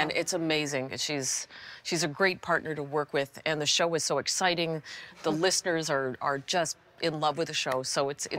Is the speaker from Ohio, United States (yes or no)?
yes; Akron, Ohio, United States; born there; also born or lived in Los Angeles / Ottawa / Princeton / Florida; Lived in Los Angeles. I was born in Akron, Ohio. Lived in Ottawa. Lived in Princeton. Lived in Florida for a while.